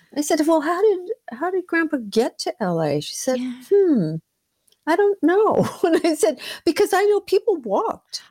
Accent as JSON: {"language": "English", "town": "Los Angeles", "region": "California", "country": "United States", "tie": "born or raised there", "said": "I was born in Los Angeles, born and oh, raised"}